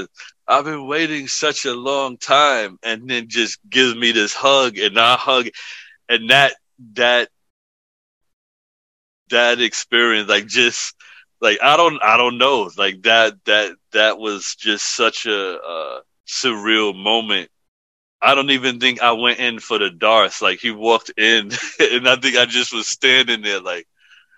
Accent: New York City, New York, United States; moved away as an adult; also born or lived in Hayward, California; now in Pennsylvania, United States; the apartment I was born into in the Bronx

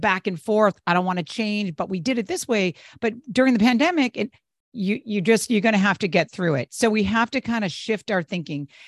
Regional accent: New England, United States; now in Northern California, United States; I'm originally from the East Coast, from New England

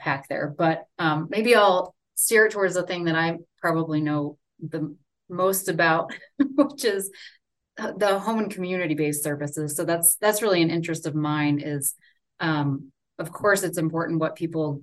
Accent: Orlando, Florida, United States; moved away as an adult; also born or lived in Gainesville, Florida / Seattle, Washington / North Carolina; now in Salt Lake City, United States; I grew up in Orlando and then went to school in Gainesville

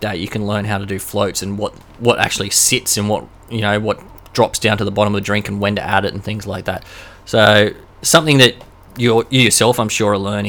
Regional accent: Queensland, Australia; I am from Queensland

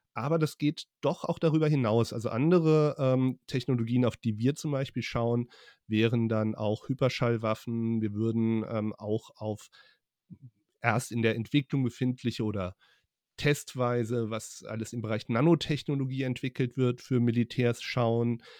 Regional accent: Hesse, Germany; also born or lived in Frankfurt / Leipzig; als ähm, Hesse

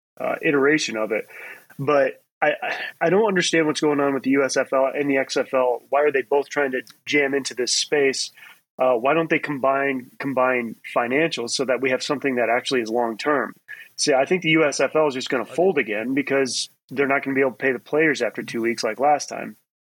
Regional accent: Peoria, Illinois, United States; Growing up in Peoria, we had a team

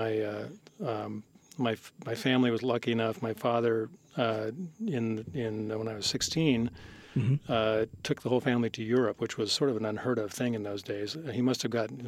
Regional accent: San Mateo, California, United States; born or raised there

